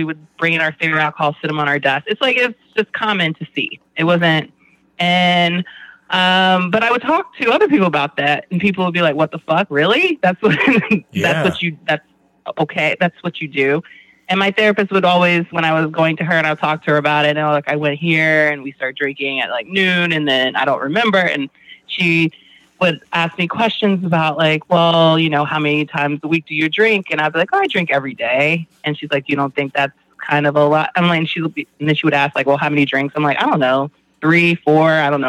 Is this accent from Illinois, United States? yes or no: no; Glen Burnie, Maryland, United States; also born or lived in Georgia / Germany; I was born in Georgia, actually. I'm a military kid. So I spent a lot of my time growing up between Glen Burnie, Maryland, as you guys have given the shout out to Glen Burnie, GB, as well as Germany.